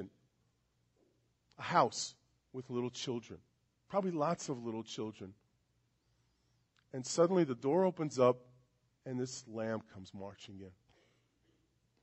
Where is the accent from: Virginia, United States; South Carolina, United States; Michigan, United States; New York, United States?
New York, United States; New York City; born and raised in Brooklyn, New York.